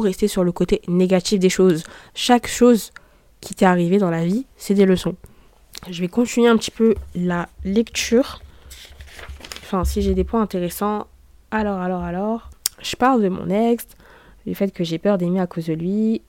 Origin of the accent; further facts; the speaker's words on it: Saint-Denis, France; je suis née à Saint-Denis